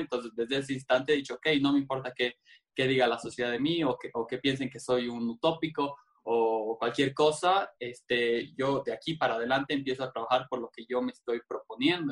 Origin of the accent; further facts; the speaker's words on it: Cochabamba, Bolivia; yo nací en Bolivia, en Cochabamba, para ser más específico